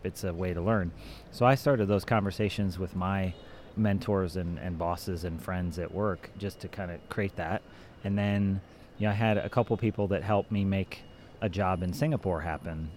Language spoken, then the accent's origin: English; Ohio, United States; moved away as an adult; now in Switzerland; I grew up in Ohio